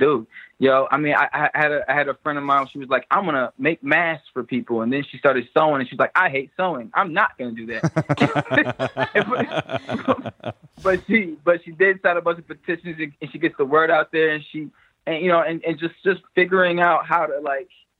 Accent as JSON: {"language": "English", "town": "Chicago", "region": "Illinois", "country": "United States", "said": "I'm from Chicago"}